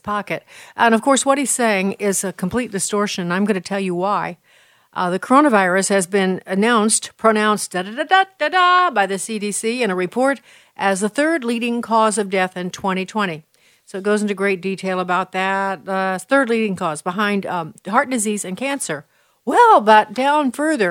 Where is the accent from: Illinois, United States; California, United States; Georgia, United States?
Illinois, United States; Chicago; also born or lived in Washington, D.C.; Chicago, my hometown